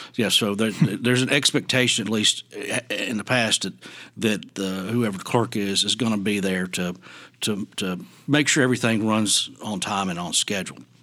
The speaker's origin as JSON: {"language": "English", "area": "Wilson County", "region": "Tennessee", "country": "United States", "tie": "born or raised there", "also_born_or_lived": "Memphis, Tennessee", "said": "I grew up in Wilson County."}